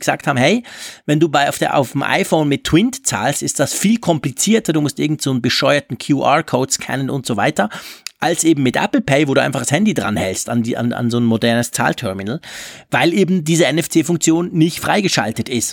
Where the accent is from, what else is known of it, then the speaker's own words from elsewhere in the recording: Switzerland; wir Schweizer